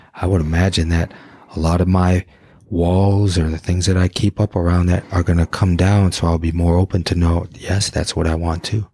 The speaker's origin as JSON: {"language": "English", "town": "Detroit", "region": "Michigan", "country": "United States", "tie": "born or raised there", "said": "I grew up in Detroit."}